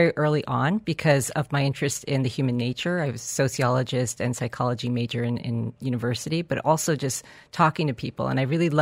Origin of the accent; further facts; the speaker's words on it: New York, United States; now in Dubai, United Arab Emirates; I'm from New York.